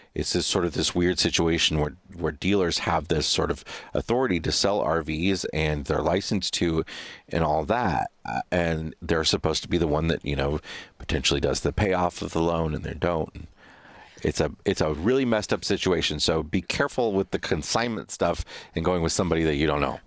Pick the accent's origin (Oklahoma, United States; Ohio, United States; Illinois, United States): Illinois, United States; Western; also born or lived in Chicago, Illinois; I'm from Western Illinois, uh, originally, and then I moved to Chicago, uh, as an adult